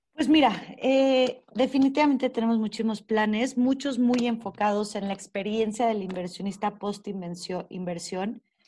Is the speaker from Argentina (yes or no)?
no; Mexico; nuestro país